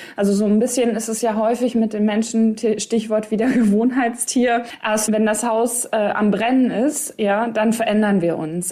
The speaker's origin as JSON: {"language": "German", "area": "East Westphalia-Lippe", "region": "North Rhine-Westphalia", "country": "Germany", "said": "Ich komme ja aus Ostwestfalen, Lippe, also OWL."}